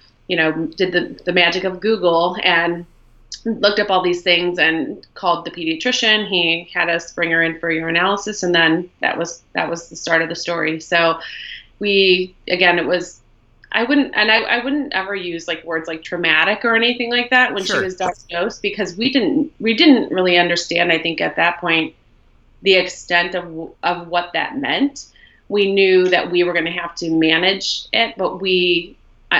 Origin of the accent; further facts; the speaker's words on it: Ohio, United States; moved away as an adult; also born or lived in Buenos Aires, Argentina / Mexico City, Mexico; So we are from Ohio, which is where we live, but we were living abroad for about 5 years for Greg's job